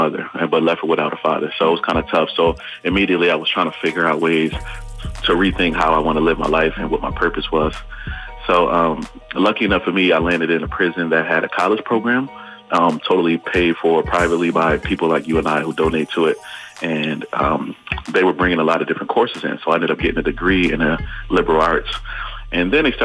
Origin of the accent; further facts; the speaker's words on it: Buffalo, New York, United States; I'm from Buffalo, New York